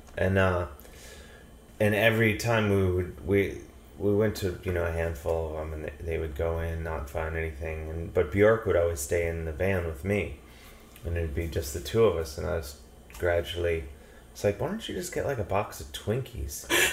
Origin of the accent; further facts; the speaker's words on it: Cleveland, Ohio, United States; I grew up in Cleveland, Ohio.